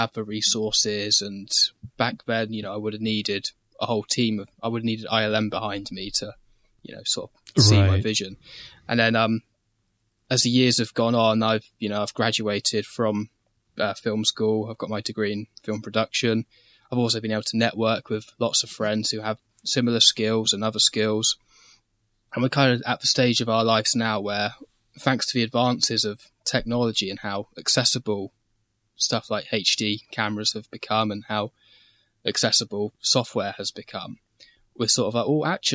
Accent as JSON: {"language": "English", "country": "United Kingdom", "said": "I'm British"}